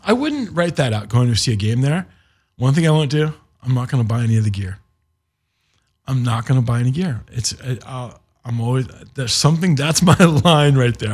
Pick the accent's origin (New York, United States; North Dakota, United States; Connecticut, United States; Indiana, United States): Indiana, United States; we're from Indiana and we're, we're Indy guys